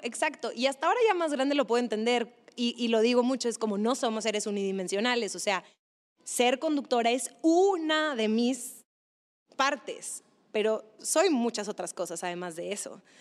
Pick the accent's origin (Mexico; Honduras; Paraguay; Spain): Mexico; Monterrey, Nuevo León; moved away as an adult; also born or lived in Mexico City; esa era mi infancia y era una infancia pues en Monterrey